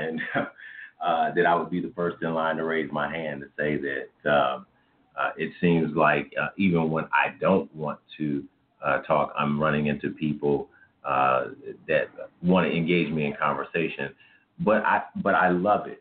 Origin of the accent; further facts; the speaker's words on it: Kansas City, Missouri, United States; also born or lived in Fayette, Missouri; I am a 46-year-old African-American male, born and raised in Kansas City, Missouri